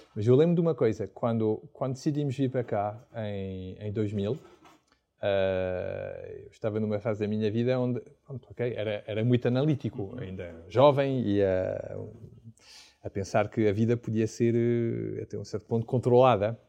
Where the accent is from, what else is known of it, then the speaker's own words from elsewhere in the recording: Paris, Île-de-France, France; Portuguese is a second language; moved away as an adult; now in Portugal; eu sou de, de, de França, só vivi em Paris